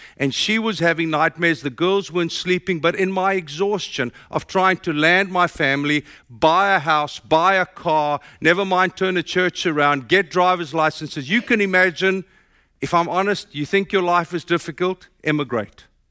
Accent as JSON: {"language": "English", "country": "South Africa", "moved": "as an adult", "lives_now": "United States", "said": "My accent tells you I'm from South Africa."}